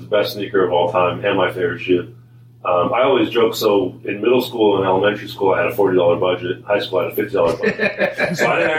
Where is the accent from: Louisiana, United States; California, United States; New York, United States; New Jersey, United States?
California, United States; Sacramento; now in Portland, United States; I grew up in Sacramento